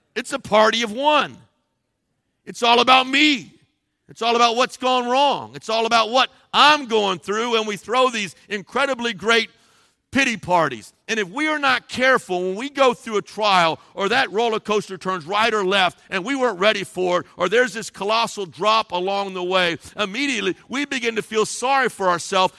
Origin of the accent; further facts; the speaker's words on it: Cincinnati, Ohio, United States; I grew up in Cincinnati, Ohio